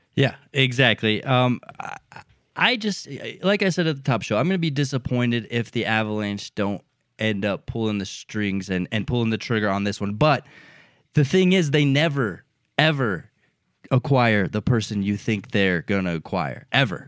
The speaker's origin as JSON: {"language": "English", "country": "United States", "said": "I'm an American"}